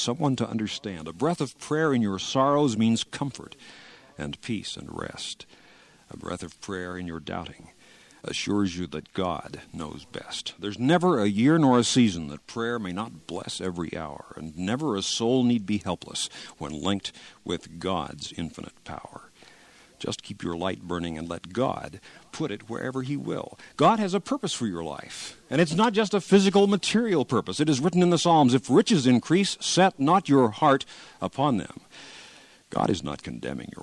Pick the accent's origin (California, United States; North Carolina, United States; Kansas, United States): Kansas, United States; in Kansas, my home state